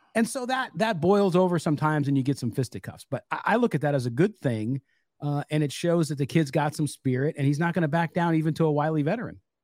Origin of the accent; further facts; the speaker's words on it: San Diego, California, United States; I grew up mostly in California